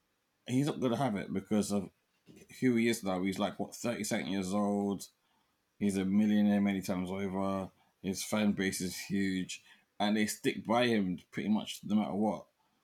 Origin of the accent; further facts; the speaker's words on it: Jamaica; I'm Jamaican Chinese, okay? Let's get it right. I'm Jamaican Chinese, yeah?